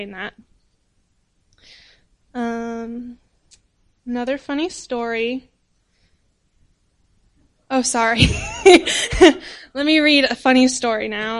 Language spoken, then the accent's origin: English; United States; moved away as an adult; now in Cameroon; I'm an American